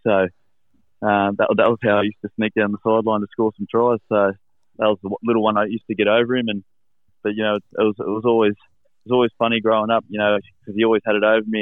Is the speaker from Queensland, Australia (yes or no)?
no; Helensburgh, New South Wales, Australia; also born or lived in Penrith; I'm from from Helensburgh, uh, which is it's in the Illawarra Illawarra Rugby League region